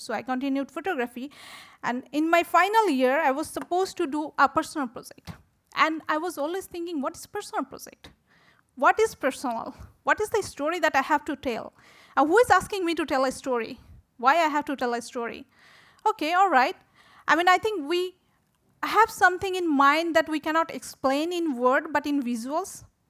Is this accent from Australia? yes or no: no; Bangladesh; English is a second language; I'm from Bangladesh